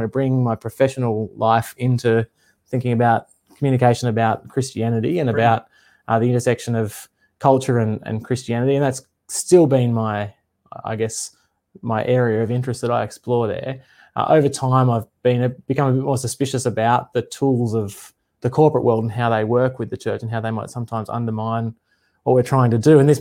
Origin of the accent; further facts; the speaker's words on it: north coast of New South Wales, Australia; also born or lived in Sydney; now in Queensland, Australia; I was born in Sydney and I grew up, did most of my growing up on the north coast of New South Wales